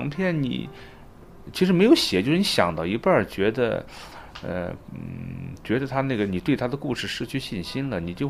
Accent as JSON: {"language": "Chinese", "country": "China", "said": "而现在那个雨果奖，他为了因为我是中国人，他特别给那个奖杯做了一个中文的标牌给我寄过来"}